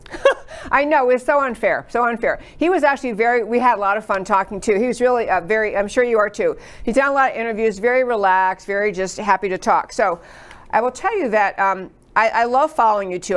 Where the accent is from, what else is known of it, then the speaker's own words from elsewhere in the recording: New York, United States; moved away as an adult; now in Texas, United States; I grew up in New York and all East Coast school.